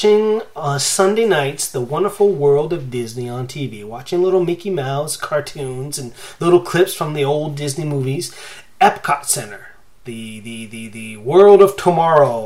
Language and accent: English; Canada; I grew up along the U.S. and Canadian border